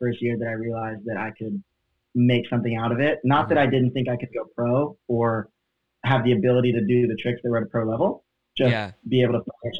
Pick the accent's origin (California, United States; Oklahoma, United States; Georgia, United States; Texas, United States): Oklahoma, United States; now in Central Florida, United States; We grew up in Oklahoma, which is smack dab in the middle of the country.